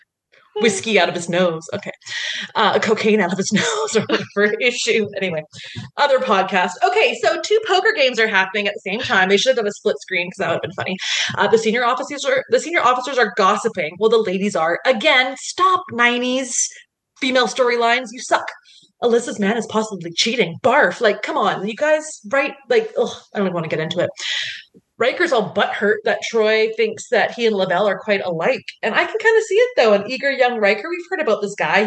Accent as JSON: {"language": "English", "country": "Canada", "said": "As a Canadian"}